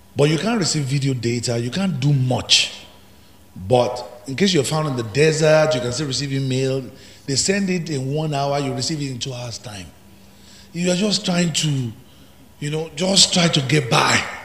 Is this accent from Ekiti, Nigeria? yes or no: yes; Ekiti, Nigeria; I'm from Ekiti, where you have the highest professors, intellectuals